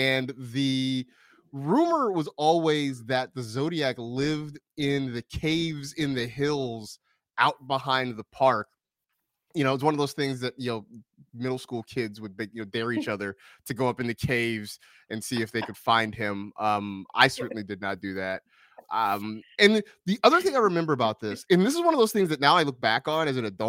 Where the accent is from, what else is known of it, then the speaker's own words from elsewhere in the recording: Vallejo, California, United States; my hometown of Vallejo, California